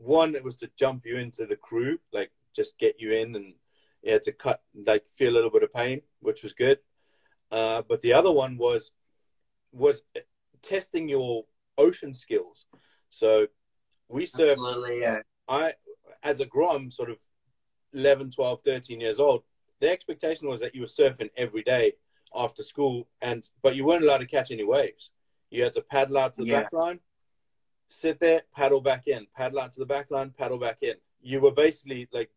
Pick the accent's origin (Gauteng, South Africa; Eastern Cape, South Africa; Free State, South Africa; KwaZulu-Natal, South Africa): KwaZulu-Natal, South Africa; Durban; I grew up in Durban at North Beach